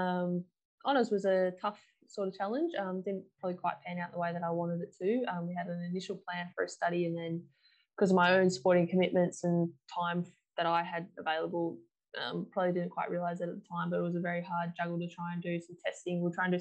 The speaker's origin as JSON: {"language": "English", "town": "Perth", "region": "Western Australia", "country": "Australia", "tie": "born or raised there", "said": "I've been born and bred in Perth, Western Australia, my whole life."}